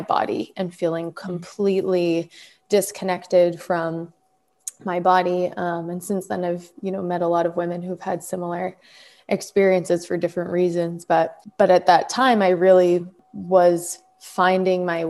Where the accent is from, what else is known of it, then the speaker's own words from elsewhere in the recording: Massachusetts, United States; I grew up in Massachusetts